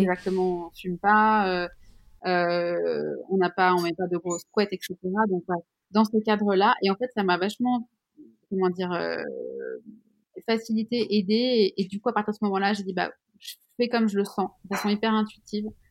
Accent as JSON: {"language": "French", "country": "Switzerland", "said": "Je suis suisse"}